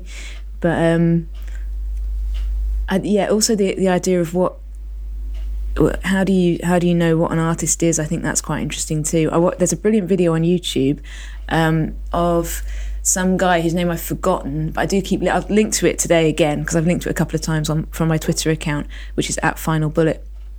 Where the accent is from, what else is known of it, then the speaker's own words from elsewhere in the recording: Isle of Man; I grew up on the Isle of Man, which not a particularly open place for people to turn up. As I grew up, I moved there when I was 14